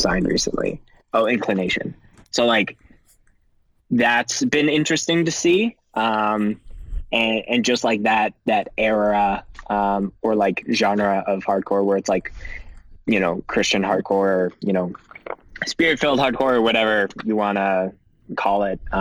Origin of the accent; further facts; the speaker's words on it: Canada; being very Canadian